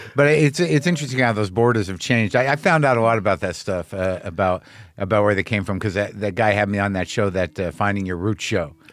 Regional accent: New Mexico, United States; I grew up in New Mexico

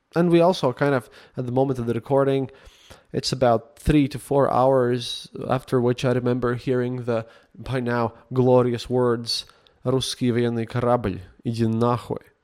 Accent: Latvia; English is a second language; English is not my first language.

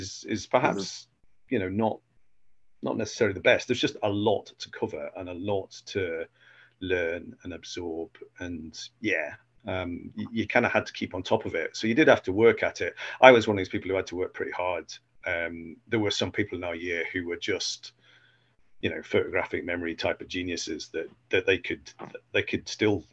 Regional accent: Cheshire, North West England, United Kingdom; moved away as an adult; also born or lived in Edinburgh, Scotland; now in Dumfries, United Kingdom; I was from Cheshire originally

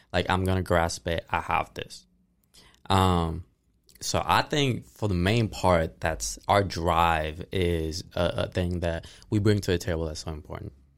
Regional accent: Ponce, Puerto Rico; now in Tennessee, United States; I'm from Ponce, Puerto Rico, but I've been living here in Tennessee for the last five years since twenty seventeen

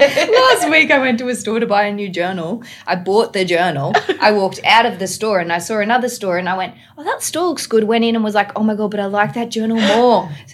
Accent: Australia; accent: Aussie; I'm full Aussie

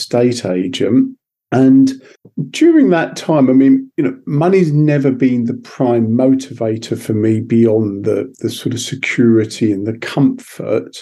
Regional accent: Sussex, South East England, United Kingdom; I was brought up in Sussex

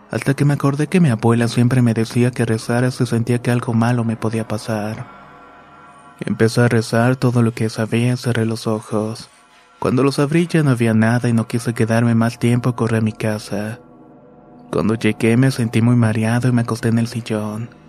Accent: Tijuana, Baja California, Mexico; born there; Soy nacido en Tijuana, Baja California, pero tengo familia en Michoacán.

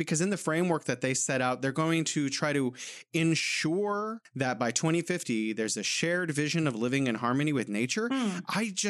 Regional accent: California, United States; now in Beijing, China; I'm from the Golden State, sunny California, and I'm here in beautiful Beijing, City of Museums.

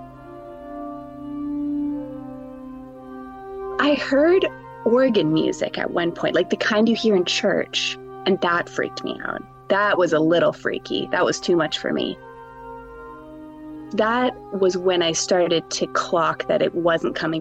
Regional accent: Canada; moved away as an adult; also born or lived in Vancouver; now in Newcastle upon Tyne, United Kingdom; I'm Canadian.

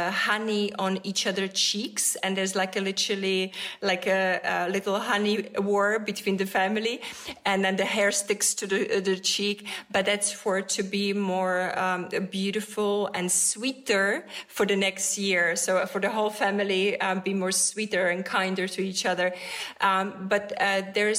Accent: Czechia; moved away; I grew up in Czech Republic

